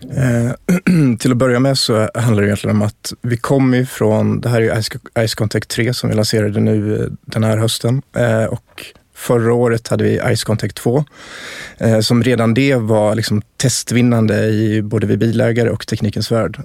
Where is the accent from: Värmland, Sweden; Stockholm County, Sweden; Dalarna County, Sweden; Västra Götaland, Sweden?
Dalarna County, Sweden; jag är uppväxt i Dalarna